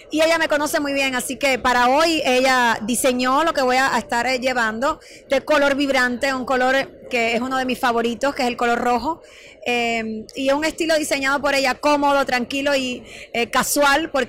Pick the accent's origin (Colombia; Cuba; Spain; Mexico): Cuba; moved away as an adult; Mira, Cuba, imagínate, mi país natal, eh, vine ya grande, vine de 21 años, tengo ahora 44.